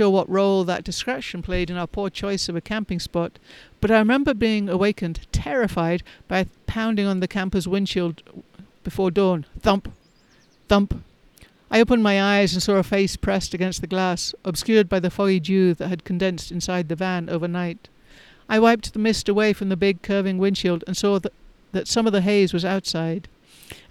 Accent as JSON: {"language": "English", "region": "England", "country": "United Kingdom", "tie": "born or raised there", "also_born_or_lived": "London", "moved": "as an adult", "lives_now": "United States", "said": "I left England. I left my small town to study languages and migration patterns in London"}